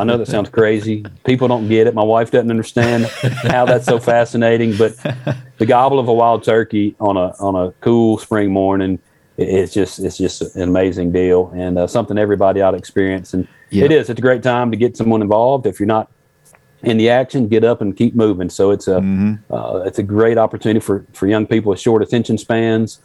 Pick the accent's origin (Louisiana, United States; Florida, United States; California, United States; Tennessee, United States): Tennessee, United States; Memphis; We grew up outside of Memphis, Tennessee